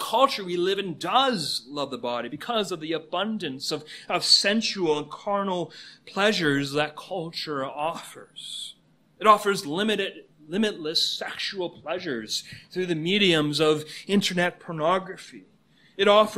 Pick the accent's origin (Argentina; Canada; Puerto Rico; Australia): Canada; now in United States; Canada is my home country.